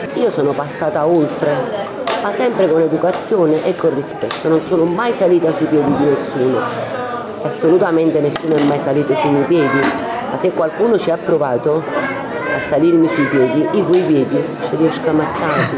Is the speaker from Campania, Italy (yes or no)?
yes; Naples, Campania, Italy; sono nata e cresciuta qua tra i sacchi di farina